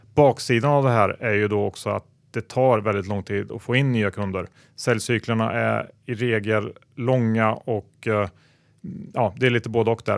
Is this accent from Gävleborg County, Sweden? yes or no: no; Värmland, Sweden; jag är ju från Värmland vilket eh, betyder att man är typ seminorsk.